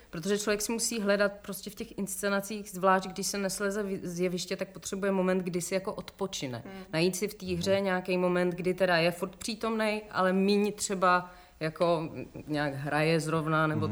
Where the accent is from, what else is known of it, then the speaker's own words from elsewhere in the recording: Czechia; also born or lived in Scotland; jsem Češka